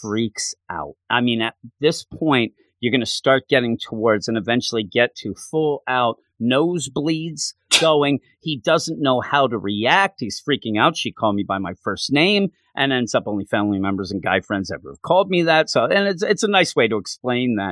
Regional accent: Quakertown, Pennsylvania, United States; also born or lived in West Virginia; I'm right outside the Philadelphia area. I'm in a town called Quakertown

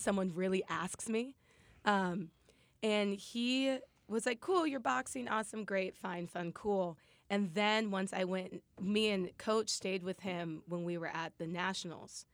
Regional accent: Lincoln, Nebraska, United States; moved away as an adult; Nebraska, yeah, from Lincoln. That's where I'm from. Born and raised, went to college, everything there.

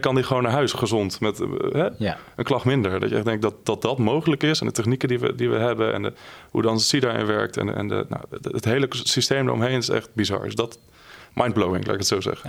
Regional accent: Drenthe, Netherlands; ik kom uit Drenthe en uh, daar ben ik geboren en getogen

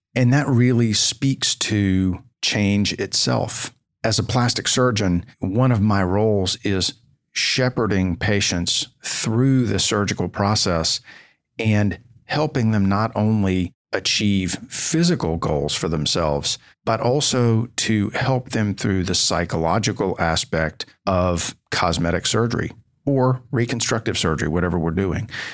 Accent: Knoxville, Tennessee, United States; also born or lived in Stanford / Washington, D.C. / Houston; coming back to my home town of Knoxville, Tennessee

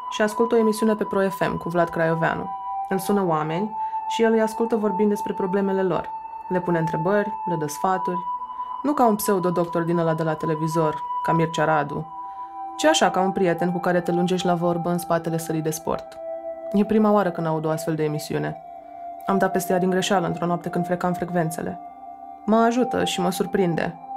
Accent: Suceava, Suceava County, Romania; also born or lived in Bucharest; M-am născut la București, unde ei mei s-au mutat după căsătorie, dar am crescut până la șapte ani la Suceava, cu bunicii din partea mamei, într-o casă mare, cu curte și grădină.

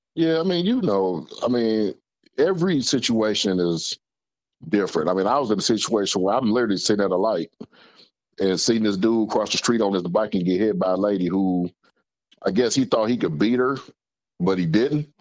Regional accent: Detroit, Michigan, United States; Finkel and Greenfield.

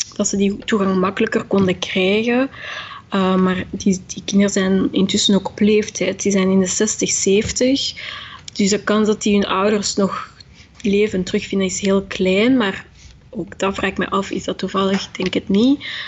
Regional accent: Belgium; omdat ik mezelf ook gewoon als Belg beschouw. Ik was vier toen ik hier kwam, ik heb niks anders gekend.

